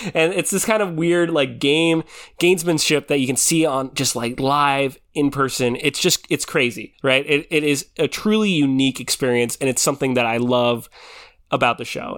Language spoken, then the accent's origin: English; Philippines; I'm Filipino